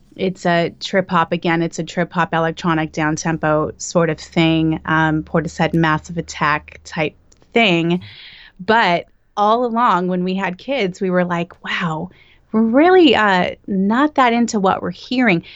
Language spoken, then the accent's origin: English; Bakersfield, California, United States; moved away as an adult; now in Los Angeles, United States; I'm from Bakersfield, which is Central Valley. And as soon as I turned eighteen, I moved to L